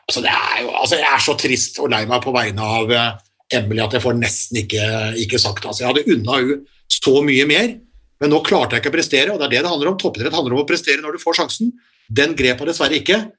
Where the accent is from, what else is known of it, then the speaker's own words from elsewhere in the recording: Norway; er glad jeg er norsk